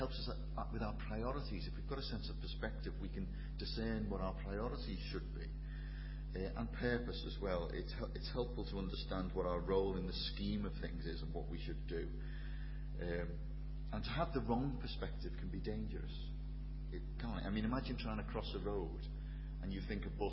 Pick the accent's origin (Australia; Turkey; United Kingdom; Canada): United Kingdom; Liverpool, North West England; accent: Scouse; I'm from Liverpool, tell by the accent